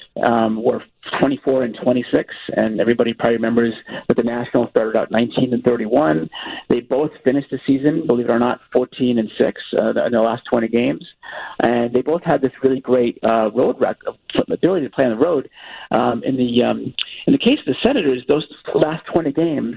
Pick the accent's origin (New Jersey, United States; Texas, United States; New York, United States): New York, United States; moved away as an adult; now in Washington, D.C., United States; I'm from New York originally